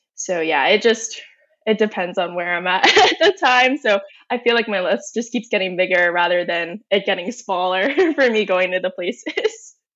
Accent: Northern Virginia, United States; I'm born and raised in Northern Virginia.

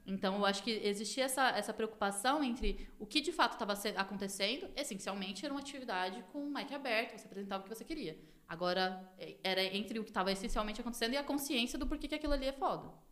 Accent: Taboão da Serra, São Paulo, Brazil; sou cria daqui da divisa do Taboão com Campo Limpo.

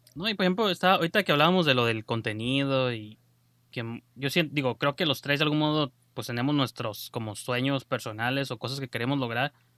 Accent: Mexico; nosotros como mexicanos

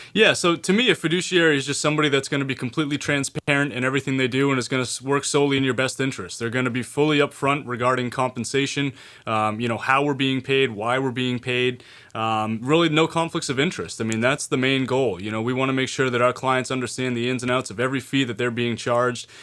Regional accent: Maine, United States; being born and raised in Maine, educated in Maine

